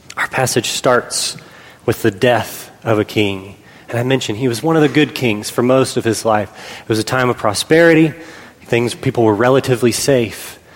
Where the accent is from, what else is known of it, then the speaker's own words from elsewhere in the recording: Pennsylvania, United States; we were growing up in Pennsylvania